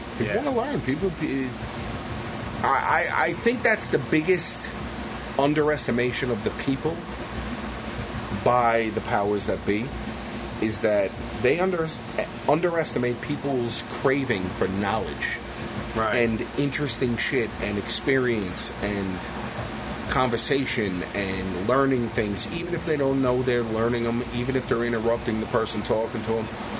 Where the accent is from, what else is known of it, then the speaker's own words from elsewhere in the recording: Deer Park, United States; It's like, I'm from Deer Park, too.